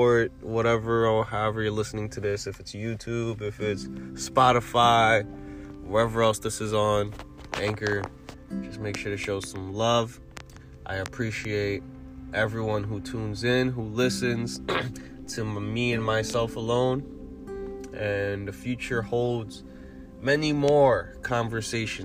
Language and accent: English; New York City, New York, United States; I'm a New Yorker